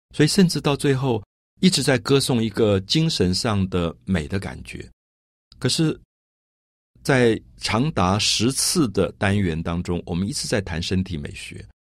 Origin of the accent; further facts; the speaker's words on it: Taiwan; 如果我这个身体同样是这个身体。不是在台湾长大，可能我从小就在纽约长大，我可能今天就不会是今天这个样子。